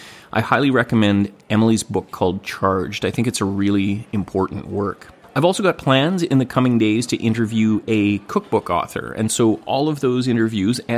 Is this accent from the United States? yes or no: no; Gibsons, British Columbia, Canada; I'm in my hometown of Gibsons, BC, recording away at the dining room table